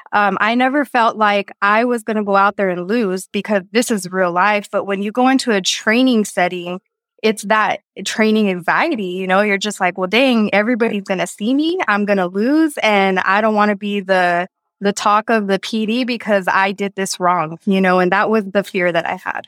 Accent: Texas, United States; moved away as an adult; also born or lived in New Mexico; now in Thailand; I'm from Texas

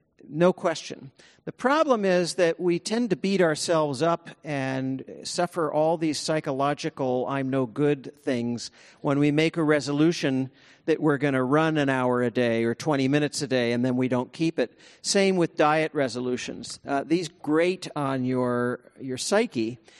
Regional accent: California, United States; it's harder to do there than it is here in my hometown of the Bay Area

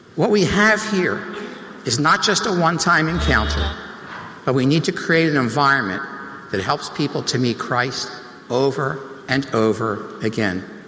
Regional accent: New Jersey, United States; accent: South Jersey; this South Jersey accent

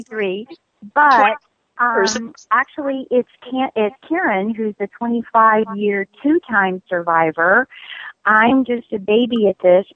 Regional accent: the South, United States; I am as Southern as sauerkraut. Let me tell you, I don't get much more Southern than that.

